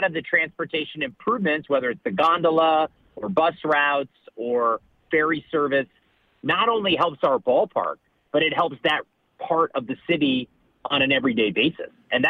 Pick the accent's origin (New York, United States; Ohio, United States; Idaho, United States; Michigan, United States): Ohio, United States; moved away; I grew up in Ohio.